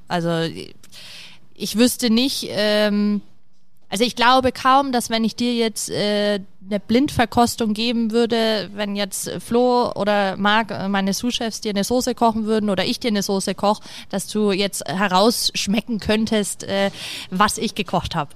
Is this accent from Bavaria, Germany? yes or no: yes; Nuremberg, Bavaria, Germany; ich komme ja aus Nürnberg